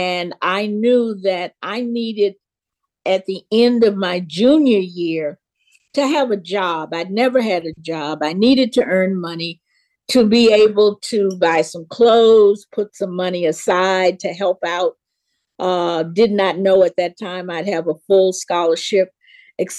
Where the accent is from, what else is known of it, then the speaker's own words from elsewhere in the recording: Memphis, Tennessee, United States; I grew up in Memphis, Tennessee, and, born in 44.